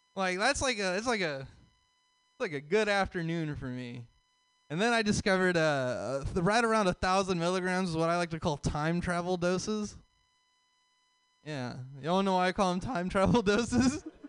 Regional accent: the South, United States; So I'm from the South

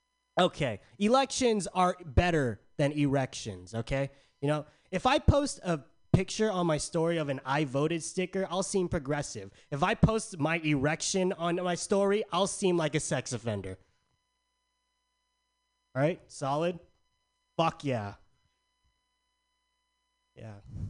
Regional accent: San Diego, California, United States; Okay, so I'm from San Diego. It's hot as balls out there all the time.

